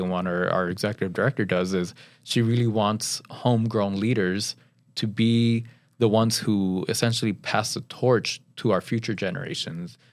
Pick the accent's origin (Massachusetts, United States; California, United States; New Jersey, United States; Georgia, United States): California, United States; Pasadena; I grew up in Pasadena